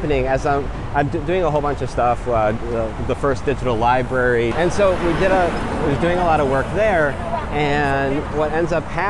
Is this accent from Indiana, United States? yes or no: no; Western Massachusetts, United States; now in New York City, United States; I was born in Western Massachusetts. If you're familiar with things like Tanglewood and the Berkshires, that's my area